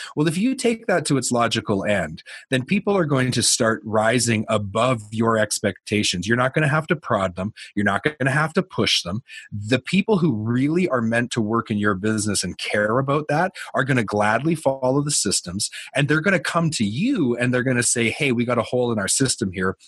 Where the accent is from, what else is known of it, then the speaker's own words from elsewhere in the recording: Canada; I'm a Canadian.